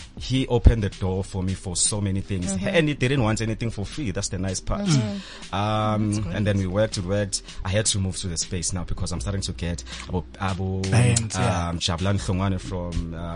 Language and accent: English; Soweto, Gauteng, South Africa; a Kasi boy from a Midlands, Soweto